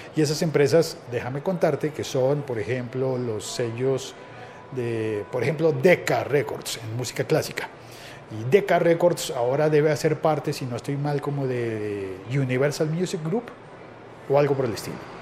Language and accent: Spanish; Colombia; digo yo por nacionalidad